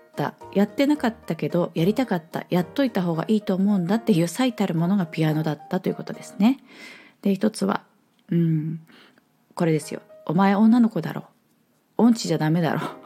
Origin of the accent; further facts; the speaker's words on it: Nagoya, Aichi, Japan; accent: Nagoya dialect; 名古屋弁でそうになった